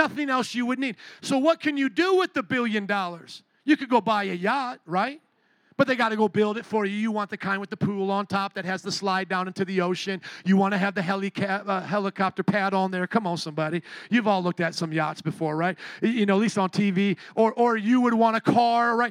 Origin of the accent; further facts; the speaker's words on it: United States; I'm a Christian before I'm an American citizen